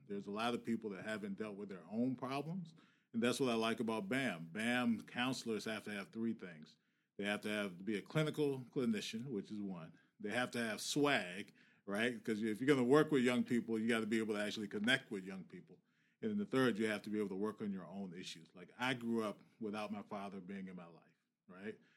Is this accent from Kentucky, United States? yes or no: no; Virginia, United States; now in Boston, United States; I grew up in Virginia.